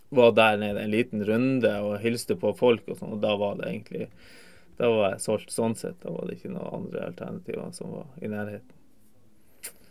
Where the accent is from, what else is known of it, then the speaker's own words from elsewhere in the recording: Tromsø, Troms, Norway; also born or lived in Kvænangen; now in Alta, Norway; bor i Alta, jeg er født og oppvokst i Tromsø.